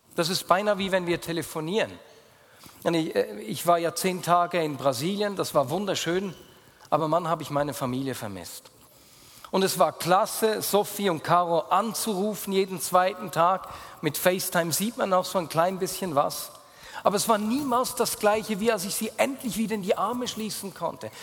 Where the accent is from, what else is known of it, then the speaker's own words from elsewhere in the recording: Bern, Switzerland; accent: Bernese German; first language Bernese German; Berndeutsch ist meine Muttersprache